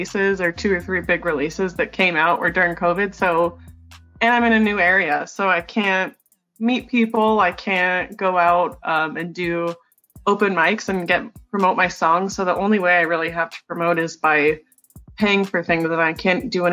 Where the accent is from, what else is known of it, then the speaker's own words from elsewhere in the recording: Los Angeles, California, United States; moved away as an adult; also born or lived in DMV area (near Washington, D.C.); now in Washington, D.C. area, United States; I was born and raised in Los Angeles, California. I just moved out to the DMV area. So I'm right near Washington, D.C.